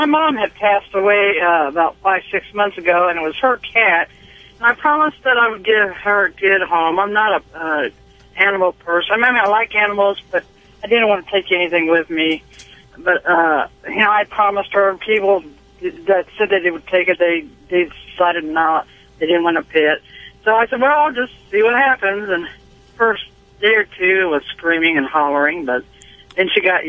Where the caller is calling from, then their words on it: Conway, Missouri, United States; Conway, Missouri. I'm a truck driver.